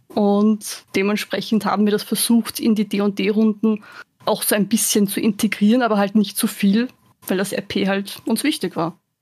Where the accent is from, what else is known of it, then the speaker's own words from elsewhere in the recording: Vienna, Austria; now in Lower Austria, Austria; bin ursprünglich aus Wien, bin dann aber nach Niederösterreich zugezogen